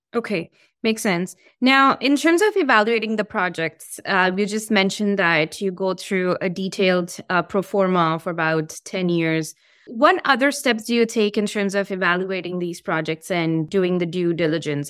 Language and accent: English; India; I'm from India